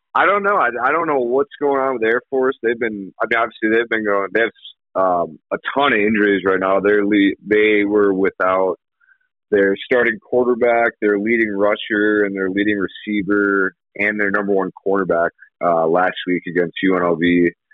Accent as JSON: {"language": "English", "region": "Michigan", "country": "United States", "tie": "born or raised there", "also_born_or_lived": "Tampa, Florida / Gillette, Wyoming", "moved": "as an adult", "lives_now": "Laramie, United States", "said": "I grew up in Michigan, and then uh, went to went to school in Tampa, and then I moved"}